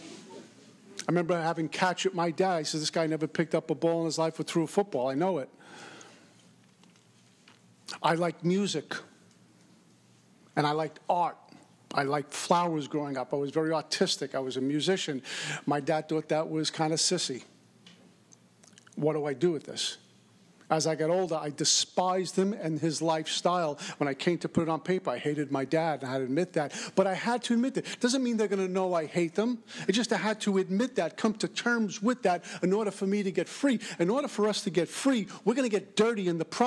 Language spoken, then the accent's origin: English; New York, United States; I'm from New York